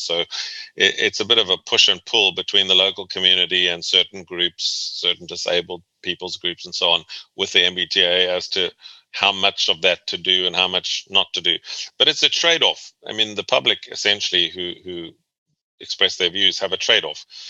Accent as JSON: {"language": "English", "country": "South Africa", "tie": "born or raised there", "also_born_or_lived": "Boston, United States", "moved": "as an adult", "lives_now": "Virginia, United States", "said": "I was born and raised in South Africa"}